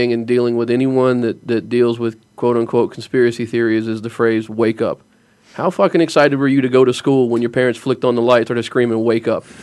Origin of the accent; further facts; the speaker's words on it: the South, United States; talked about this growing up in the South.